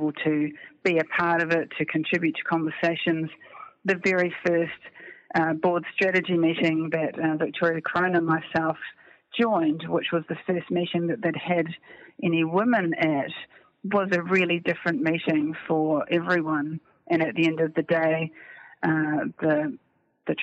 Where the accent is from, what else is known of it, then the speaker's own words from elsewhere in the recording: New Zealand; a Kiwi female